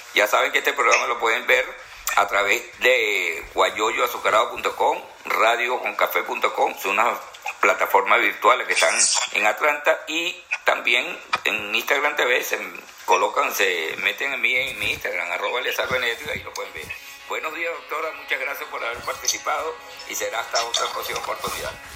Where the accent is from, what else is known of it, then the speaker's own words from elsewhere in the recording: Venezuela; en mi querida Venezuela